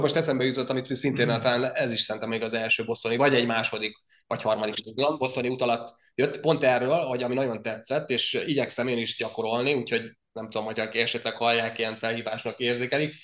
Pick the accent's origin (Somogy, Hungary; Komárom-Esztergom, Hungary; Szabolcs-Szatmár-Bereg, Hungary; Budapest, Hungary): Somogy, Hungary; Zselic; accent: Zselic; ez a csodálatos zselici kiejtésem azért érezhető máig is